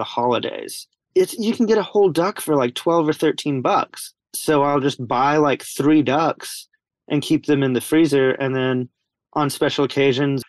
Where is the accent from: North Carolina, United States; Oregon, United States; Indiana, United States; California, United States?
North Carolina, United States; Appalachian Mountains, Western; I'm born and bred in Appalachian Mountains in Western North Carolina